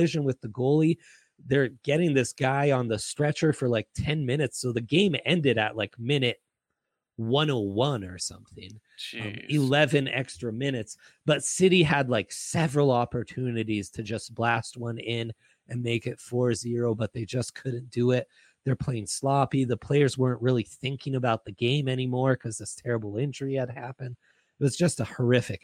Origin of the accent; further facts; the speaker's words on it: Italy; moved away; I grew up in Italy.